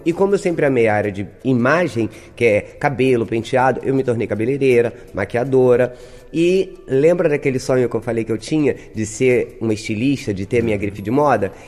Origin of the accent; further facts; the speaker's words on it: Brazil; Na Zona Oeste, sou de Vasconcelos, sou moradora de Vasconcelos